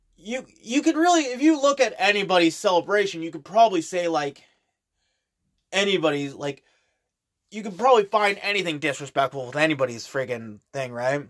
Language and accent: English; Canada; I'm Canadian